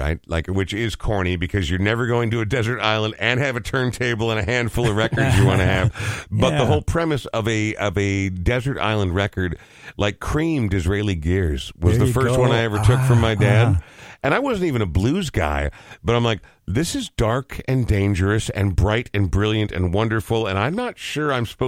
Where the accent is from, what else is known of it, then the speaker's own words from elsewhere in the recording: Minnesota, United States; So I'm a Minnesota boy for life as well